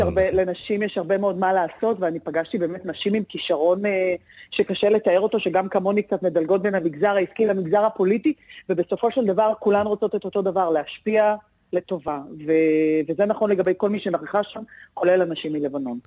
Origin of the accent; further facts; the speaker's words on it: Israel; אני כישראלית